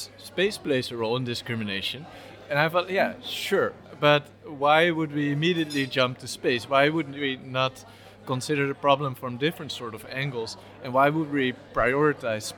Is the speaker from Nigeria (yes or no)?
no; Amsterdam, North Holland, Netherlands; also born or lived in Nijmegen / Rotterdam; I was born and raised in Amsterdam